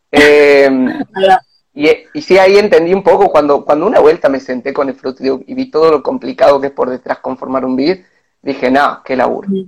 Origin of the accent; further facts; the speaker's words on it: San Pedro de Jujuy, Jujuy, Argentina; De San Pedro de Jujuy, de San Pedro